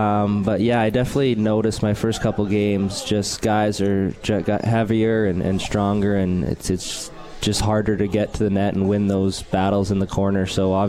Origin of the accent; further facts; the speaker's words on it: Alberta, Canada; moved away as an adult; now in Utica, United States; All my rest of my family's from BC, and my parent, and I'm from Alberta